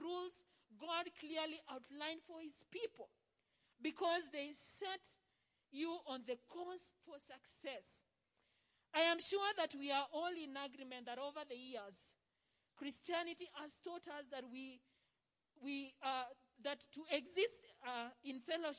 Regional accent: Rift Valley, Kenya; we come from the Rift Valley

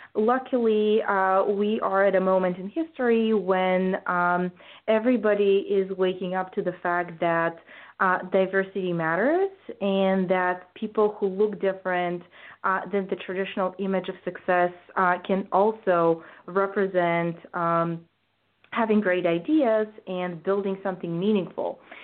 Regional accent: Bulgaria; moved away as an adult; now in United States; I grew up in Bulgaria, which is a post communist country

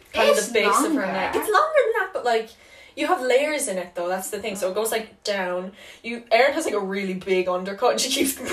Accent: Ireland; we're Irish

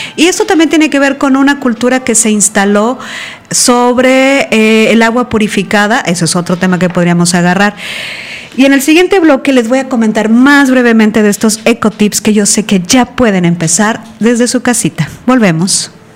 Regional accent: Veracruz, Mexico; En Veracruz, por ejemplo, que es de donde yo soy

